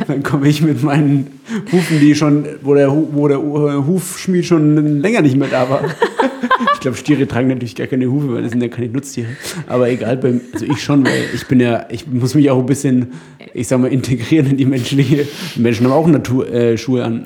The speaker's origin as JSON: {"language": "German", "area": "Upper Franconia", "region": "Bavaria", "country": "Germany", "said": "in Oberfranken, wo ich herkomme."}